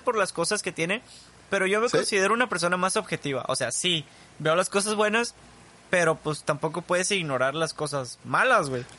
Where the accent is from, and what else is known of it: Mexico